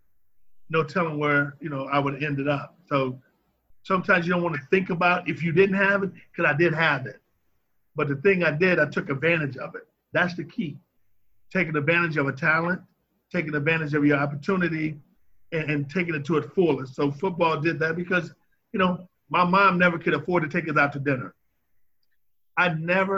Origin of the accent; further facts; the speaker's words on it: St. Louis, Missouri, United States; I grew up in the Dawes Webby Housing Projects, right on 14th Street. So if you're familiar with St. Louis